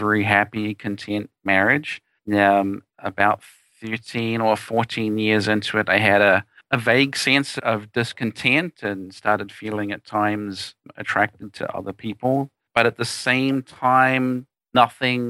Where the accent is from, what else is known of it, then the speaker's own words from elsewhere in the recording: New Zealand; moved away as an adult; now in United States; I am in fact from New Zealand, the smaller, more attractive country of the two, and born, raised there until 1994. And then I came to the United States